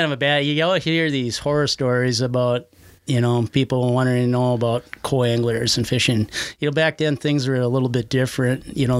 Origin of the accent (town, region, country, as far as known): Frazee, Minnesota, United States; born or raised there; also born or lived in Wayzata, Minnesota